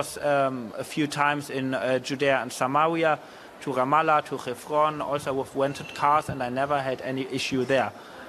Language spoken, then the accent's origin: English; Germany; English is a second language; we tried to explain them in English, that we are tourists, that we are from Germany, we are both not Jewish, so we are not a target for them.